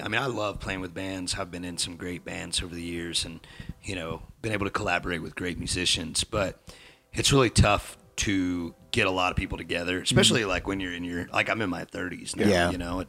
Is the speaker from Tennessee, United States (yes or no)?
no; North Georgia, United States; moved away as an adult; also born or lived in Wyoming; now in Utah, United States; I was born and raised in North Georgia, out in the country in the Piedmont Mountains